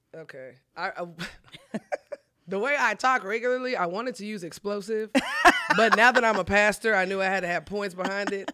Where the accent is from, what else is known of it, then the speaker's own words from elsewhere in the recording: Collin County, Texas, United States; I'm from Collin County, but I'm at the age where I gotta pay for my own stuff